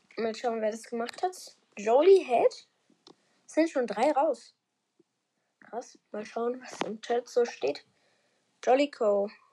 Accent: Germany; ich komme halt aus Deutschland

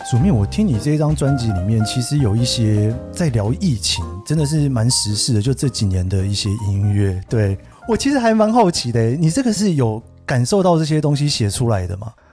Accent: Taiwan; moved away; 因为我自己其实离开台湾的时间蛮长的

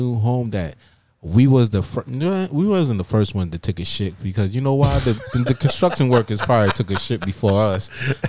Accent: New York, United States; also born or lived in Smithtown; now in Tennessee, United States; I ain't from Tennessee. I'm from New York.

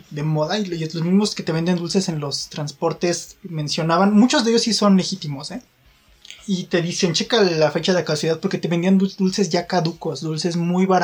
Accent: Mexico; creo que tenemos ese problema como mexicanos, bueno, mi reflexión es esa, ¿no?

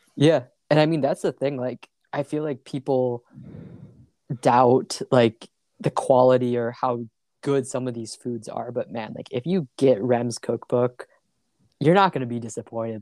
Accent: Michigan, United States; I'm from Michigan, pretty small town

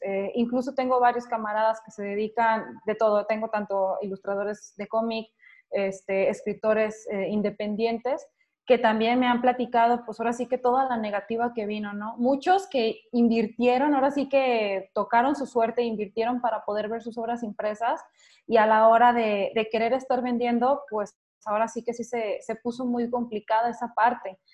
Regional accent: Mexico; soy de México

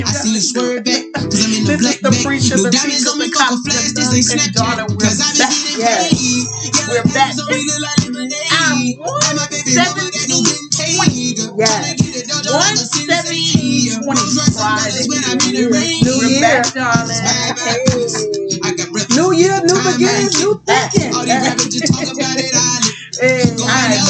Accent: the South, United States; We're from the South now

